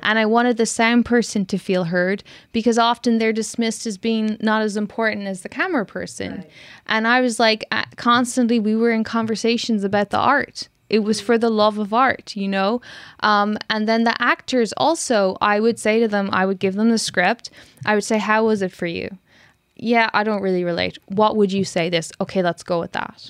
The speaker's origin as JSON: {"language": "English", "country": "Ireland", "also_born_or_lived": "London", "moved": "as an adult", "lives_now": "Berlin, Germany", "said": "I come from Ireland."}